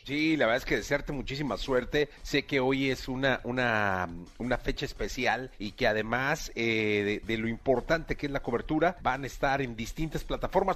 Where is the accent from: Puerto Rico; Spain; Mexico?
Mexico; como mexicanos